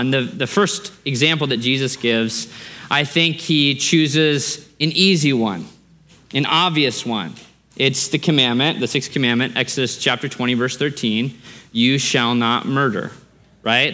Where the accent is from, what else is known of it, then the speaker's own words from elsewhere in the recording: Alaska, United States; moved away; also born or lived in Australia / Idaho; I grew up in Alaska, Alaska, the last frontier, lots of guns, lots of hunting, lots of military bases up there